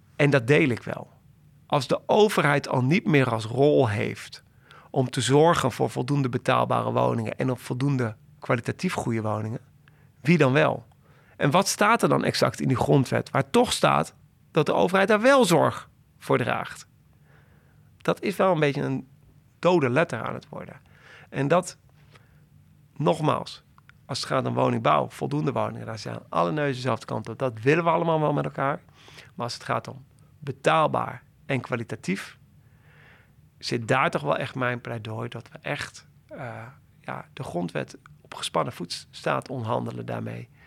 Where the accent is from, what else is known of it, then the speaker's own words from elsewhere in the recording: Doetinchem, Gelderland, Netherlands; moved away as an adult; now in Amsterdam, Netherlands; Ik ben eh, opgegroeid in Doetinchem.